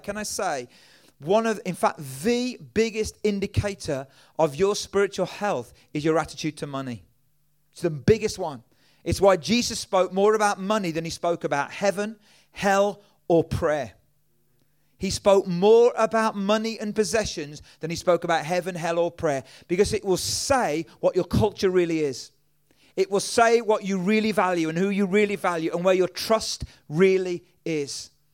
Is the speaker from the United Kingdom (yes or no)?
yes; England, United Kingdom; I'm from England